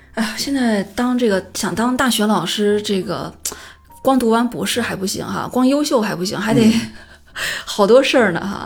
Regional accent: Qingdao, Shandong, China; 我是我老家青岛嘛

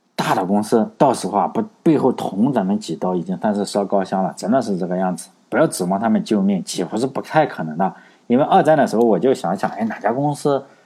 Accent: China; 我我们中国人

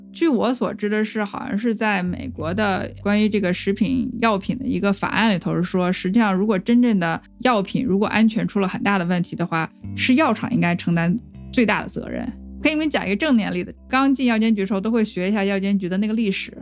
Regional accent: China; moved away as an adult; now in United States; 当时因为我们都是中国人，在美国有身份问题

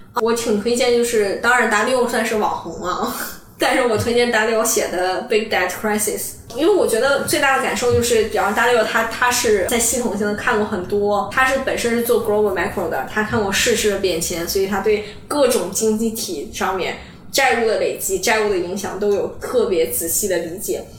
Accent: Dalian, Liaoning, China; moved away as an adult; also born or lived in Davis, United States / Boston, United States; now in Hong Kong; 我从小是出生在，出生长大在大连嘛，嗯。然后我们那边是以海鲜出名的

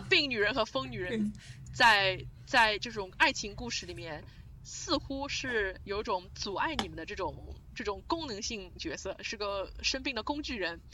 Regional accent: Shanghai, China; 因为我是上海人

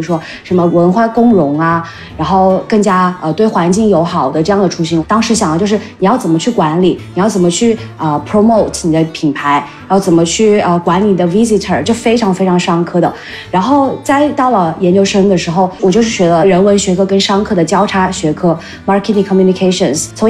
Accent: Changsha, Hunan, China; 为什么长沙不可以成为一个这样可持续的？呃地方呢，然后就想到哦，是不是把我的家乡推上这个榜单

